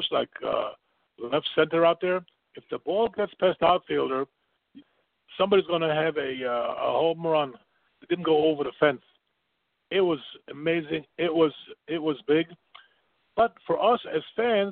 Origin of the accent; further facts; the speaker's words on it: New York City, New York, United States; growing up in the Heights, it really was like home